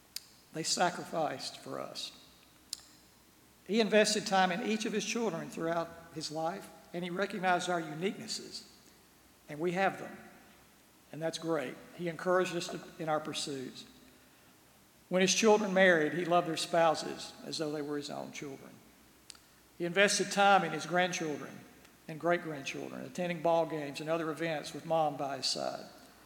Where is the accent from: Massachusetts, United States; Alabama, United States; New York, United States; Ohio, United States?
Alabama, United States; Birmingham; also born or lived in Gadsden, Alabama; growing up in Birmingham, our parents made sure we made time to visit our grandparents.